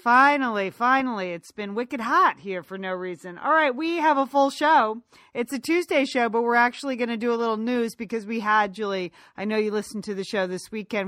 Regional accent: United States; now in Los Angeles, United States; we grew up right outside of New York, we never drove into New York

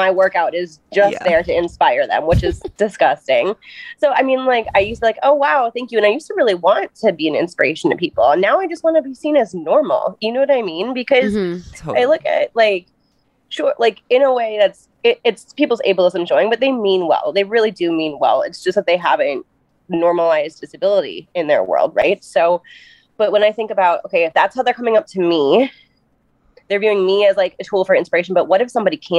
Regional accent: Minnesota, United States; I am from Minnesota

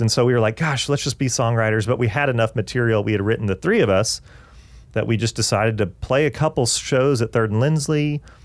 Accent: Augusta, Georgia, United States; moved away as an adult; also born or lived in Atlanta, Georgia; now in Nashville, United States; we grew up in Augusta, Georgia together

